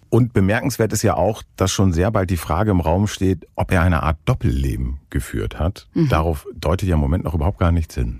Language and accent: German; Northern Germany, Germany; Ich als Norddeutscher